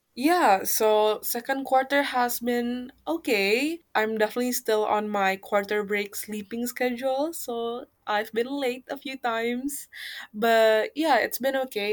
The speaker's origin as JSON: {"language": "English", "region": "Jakarta", "country": "Indonesia", "tie": "born or raised there", "moved": "as an adult", "lives_now": "Japan", "said": "I come from Jakarta, the capital city of Indonesia"}